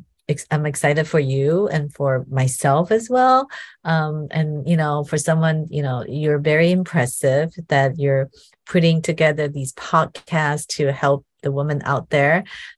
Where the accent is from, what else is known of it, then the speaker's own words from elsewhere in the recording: Taiwan; now in United States; The world is definitely changing here where I am in America. It's funny when I, you know, I came from Taiwan and Taiwan is definitely very equal in terms of gender employment